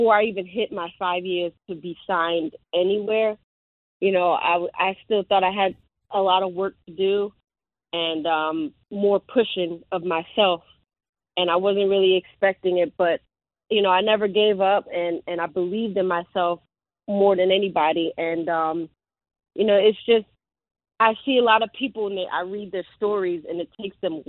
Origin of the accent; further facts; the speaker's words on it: Newark, New Jersey, United States; I'm from Jersey, I'm from Newark, and, you know, we hood over here